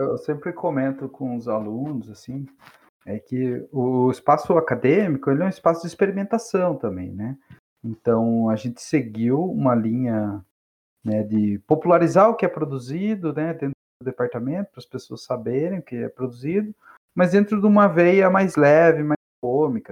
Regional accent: Capão Bonito, São Paulo, Brazil; eu, que sou lá de Capão Bonito

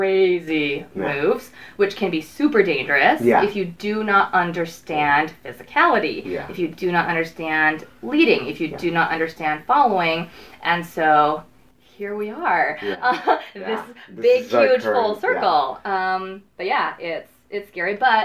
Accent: Chicago, Illinois, United States; moved away as an adult; now in California, United States; I'm from Chicago, y'all. You might hear that in my voice sometimes.

